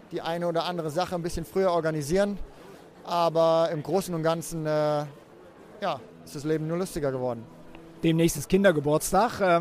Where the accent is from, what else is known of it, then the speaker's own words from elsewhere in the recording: Germany; Aachen ist natürlich als Deutscher was ganz Besonderes.